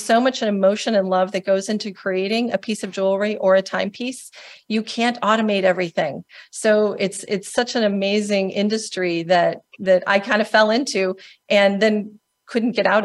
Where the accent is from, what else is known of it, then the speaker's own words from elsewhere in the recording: Indiana, United States; I actually am also a Midwesterner. I grew up in Indiana